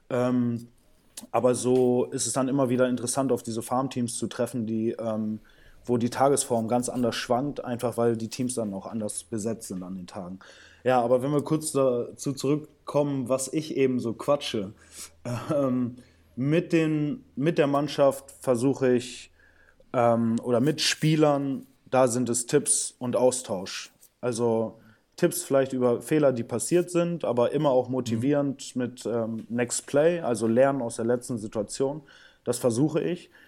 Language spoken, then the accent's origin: German; Brazil; born there; ich bin in Brasilien geboren, also auch ein emotionaler Typ